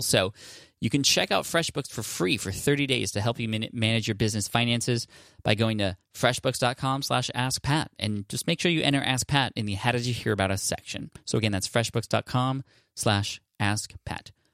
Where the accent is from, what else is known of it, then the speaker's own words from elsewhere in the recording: Bangladesh; from Bangladesh